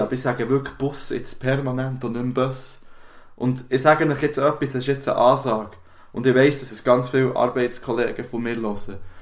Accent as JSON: {"language": "German", "region": "Bern", "country": "Switzerland", "said": "schon als Berner oder als Bümplitzer. Ja. Das ist für mich irgendwie wichtiger, als zu sagen, dass ich aus der Schweiz bin."}